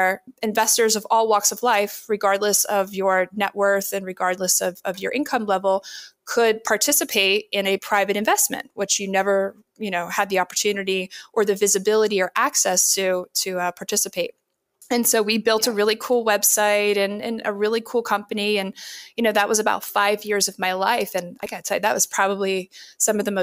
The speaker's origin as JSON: {"language": "English", "region": "New Jersey", "country": "United States", "tie": "born or raised there", "also_born_or_lived": "Miami, Florida", "moved": "as an adult", "said": "I was born in New Jersey, grew up in a very rural part of the state in South Jersey"}